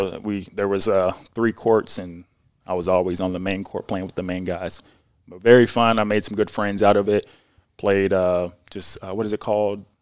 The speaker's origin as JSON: {"language": "English", "town": "Jeffersonville", "region": "Indiana", "country": "United States", "tie": "born or raised there", "also_born_or_lived": "Norfolk, Virginia", "said": "I was born in Virginia, Norfolk, Virginia, and, but I grew up in Jeffersonville, Indiana, so just across the bridge"}